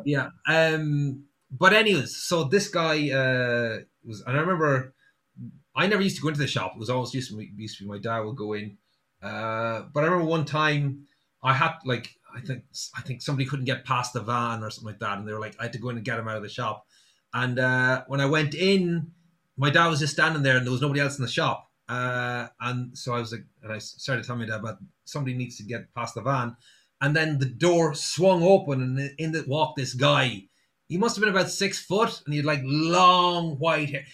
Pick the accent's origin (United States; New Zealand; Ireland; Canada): Ireland; Sligo, Connacht; I'm from Sligo, um, and the company I used to work for used to deliver from Sligo all around Donegal